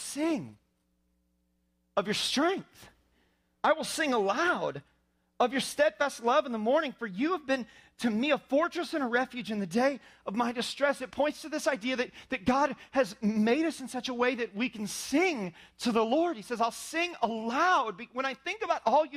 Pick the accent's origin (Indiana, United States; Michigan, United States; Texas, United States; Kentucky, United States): Indiana, United States; I was raised in Indiana